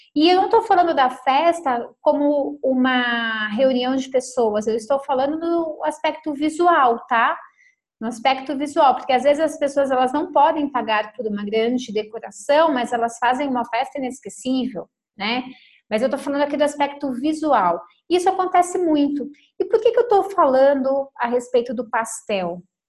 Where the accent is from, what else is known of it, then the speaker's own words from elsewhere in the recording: São Paulo, Brazil; now in Lagoa Santa, Brazil; nós somos de São Paulo